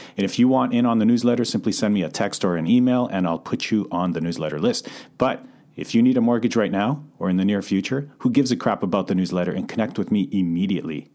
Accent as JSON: {"language": "English", "town": "Calgary", "region": "Alberta", "country": "Canada", "tie": "born or raised there", "moved": "as an adult", "lives_now": "North Vancouver, Canada", "said": "born and raised in Calgary, so I moved over to Vancouver in twenty eleven"}